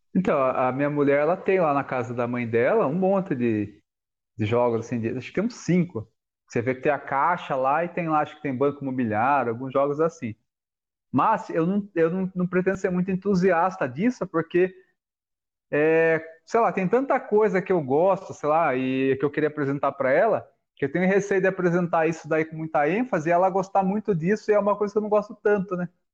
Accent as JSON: {"language": "Portuguese", "town": "Alumínio", "region": "São Paulo", "country": "Brazil", "tie": "born or raised there", "moved": "yes", "said": "eu morei lá há 15 anos"}